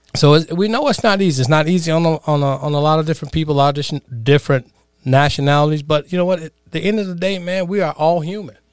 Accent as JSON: {"language": "English", "town": "Chicago", "region": "Illinois", "country": "United States", "tie": "born or raised there", "said": "growing up in the, uh, inner cities of Chicago"}